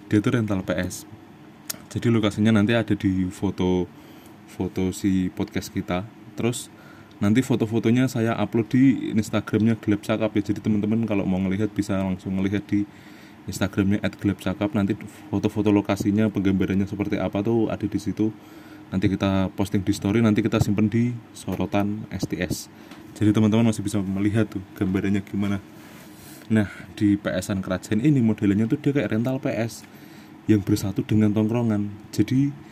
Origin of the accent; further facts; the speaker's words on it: Salatiga, Central Java, Indonesia; now in Jakarta, Indonesia; kita bahas uh, kampung saya dulu